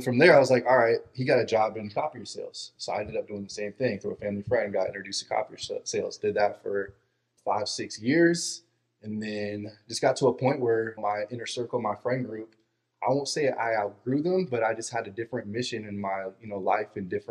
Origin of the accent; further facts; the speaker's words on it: Portland, Oregon, United States; moved away as an adult; now in Arizona, United States; I was in Portland, Oregon.